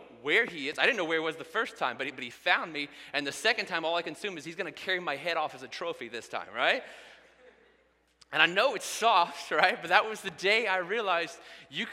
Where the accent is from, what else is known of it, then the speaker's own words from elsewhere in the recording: Indiana, United States; I grew up in Indiana